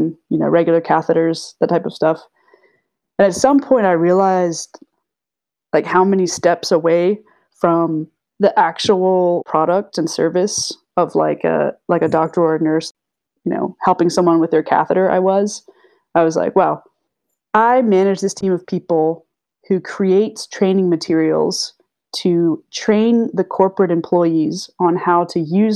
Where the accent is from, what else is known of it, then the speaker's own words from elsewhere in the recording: Chapel Hill, North Carolina, United States; also born or lived in South Boston, Virginia; I was born in South Boston, Virginia, a really small town. My dad is now a retired emergency room doctor, so he was doing some of his training up there. And then we moved down to Chapel Hill, North Carolina. I went to UNC Chapel Hill for undergrad. And as a kid, we lived in the country